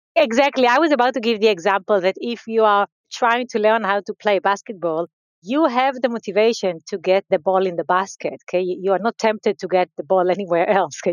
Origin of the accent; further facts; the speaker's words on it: Israel; So I grew up in uh, Israel. I grew up in a very uh, small community